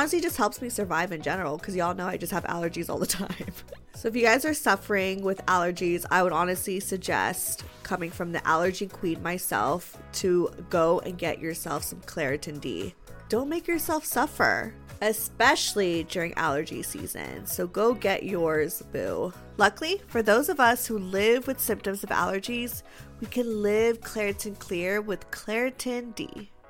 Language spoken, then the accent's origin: English; Los Angeles, California, United States; I'm from LA.